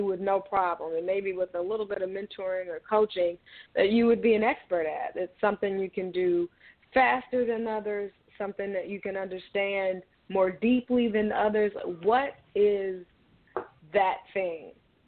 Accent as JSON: {"language": "English", "town": "Chicago", "region": "Illinois", "country": "United States", "tie": "born or raised there", "said": "I am calling from the Chicagoland area, and I've pretty much been here all my life"}